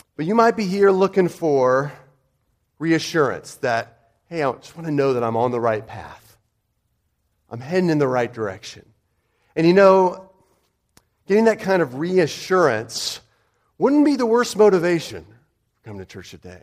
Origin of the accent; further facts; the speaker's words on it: United States; I'm American